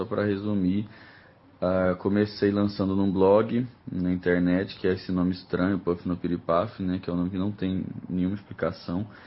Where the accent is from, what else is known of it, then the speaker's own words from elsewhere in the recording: Uberlândia, Minas Gerais, Brazil; born there; now in Brasília, Brazil; Eu nasci em Uberlândia, no interior de Minas Gerais, em 1991, apesar de ser interior.